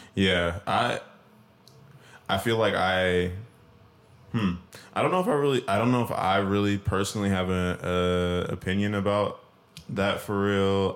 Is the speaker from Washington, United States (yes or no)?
yes; Washington, United States; moved away